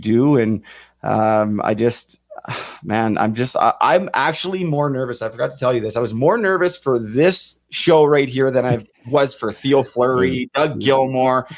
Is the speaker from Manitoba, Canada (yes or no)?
no; Vancouver, British Columbia, Canada; I grew up in Vancouver, man. So I was downtown 2011, saw my city get torched